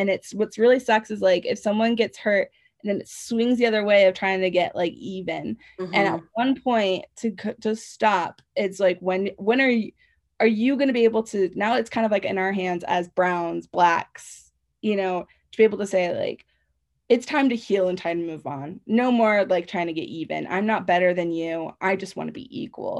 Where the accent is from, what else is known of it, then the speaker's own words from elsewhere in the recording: Seattle, Washington, United States; moved away; also born or lived in Utah / Idaho; growing up in Seattle, it's very diverse.